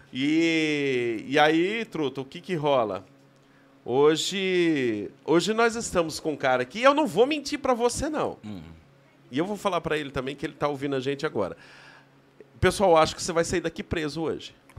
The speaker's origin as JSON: {"language": "Portuguese", "region": "Paraná", "country": "Brazil", "also_born_or_lived": "Cruzeiro do Oeste", "said": "o paranaense em Brasília"}